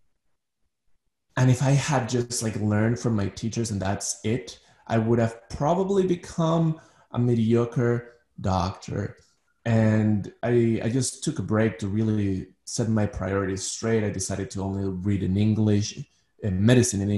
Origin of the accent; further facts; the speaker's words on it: Ecuador; moved away as an adult; now in Manhattan, United States; So I'm originally from Ecuador. I was born in Ecuador. I'm part Danish. But most of my life I lived in Ecuador.